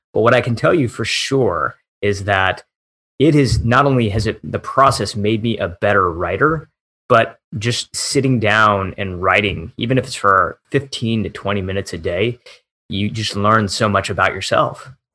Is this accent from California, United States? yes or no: no; Michigan, United States; moved away; also born or lived in Silicon Valley; My hometown back in Michigan was one of the towns that flipped from blue to red that year